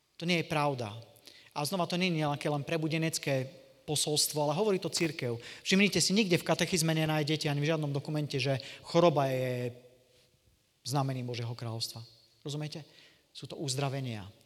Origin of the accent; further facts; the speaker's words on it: Košice, Košice Region, Slovakia; som z Košic, to je z východného Slovenska